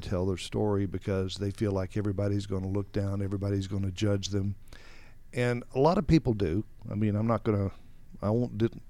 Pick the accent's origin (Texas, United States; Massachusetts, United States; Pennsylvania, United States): Texas, United States; born there; I was born in 1951 in West Texas, where all the tumbleweeds blow